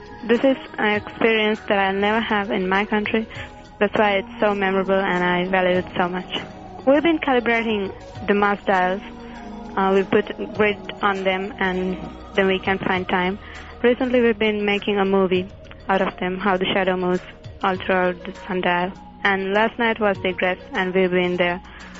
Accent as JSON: {"language": "English", "country": "Sri Lanka", "said": "I'm from Sri Lanka."}